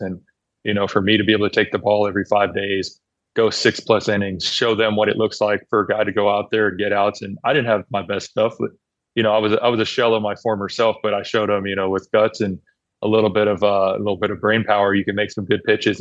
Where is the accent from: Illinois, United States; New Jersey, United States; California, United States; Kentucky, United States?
California, United States; Oakland; I grew up in Oakland